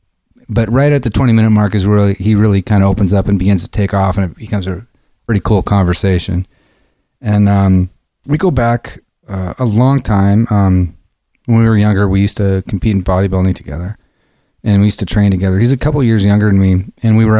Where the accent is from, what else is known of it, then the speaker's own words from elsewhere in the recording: Seattle, Washington, United States; growing up in the Seattle area